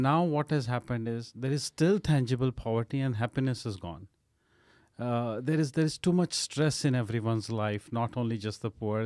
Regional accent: Amritsar, Punjab, India; moved away; I was born and brought up in North India in a place called Amritsar

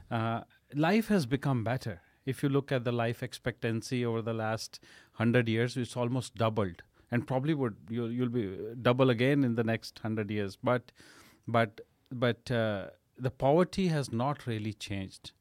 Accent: Amritsar, Punjab, India; moved away; I was born and brought up in North India in a place called Amritsar

